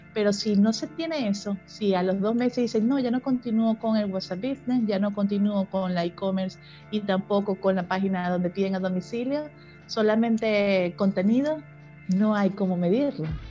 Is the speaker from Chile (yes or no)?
no; Venezuela; now in Mexico; Yo soy venezolana.